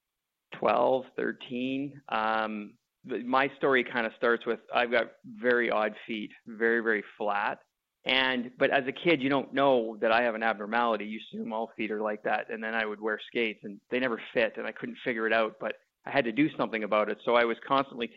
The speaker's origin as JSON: {"language": "English", "town": "Winnipeg", "region": "Manitoba", "country": "Canada", "tie": "born or raised there", "said": "I grew up in Winnipeg"}